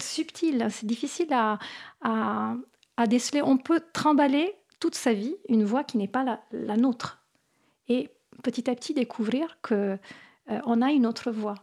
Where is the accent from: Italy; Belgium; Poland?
Italy; Apulia; French is a second language; now in France; j'ai grandi en Italie